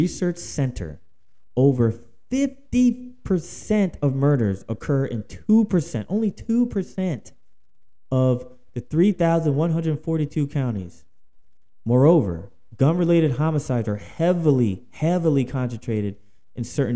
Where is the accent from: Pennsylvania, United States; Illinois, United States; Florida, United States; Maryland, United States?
Pennsylvania, United States; Philadelphia; now in Houston, United States; I live in Houston, Texas. All right, but I'm from Philadelphia, Pennsylvania